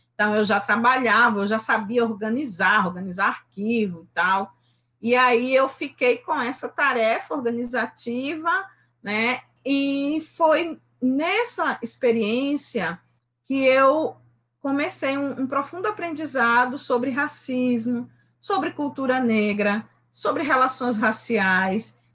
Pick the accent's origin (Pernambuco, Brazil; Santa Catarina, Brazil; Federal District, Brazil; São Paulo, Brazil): Pernambuco, Brazil; Recife; tenho 52 anos, nasci no Recife, moro em Recife